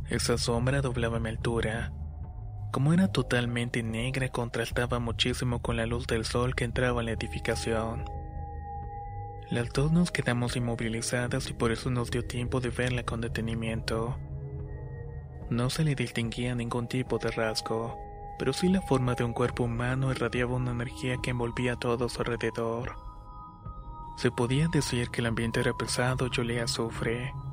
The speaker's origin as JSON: {"language": "Spanish", "region": "Córdoba", "country": "Argentina", "said": "soy de Córdoba, Argentina."}